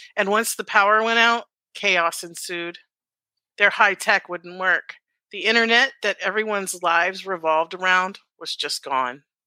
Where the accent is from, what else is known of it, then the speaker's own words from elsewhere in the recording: Alaska, United States; I grew up in Alaska